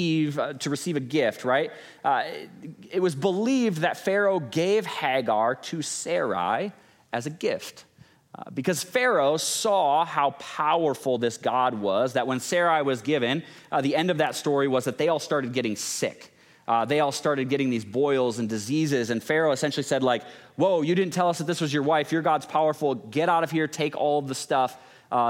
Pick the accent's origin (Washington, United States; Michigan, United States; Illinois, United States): Michigan, United States; West; growing up in West Michigan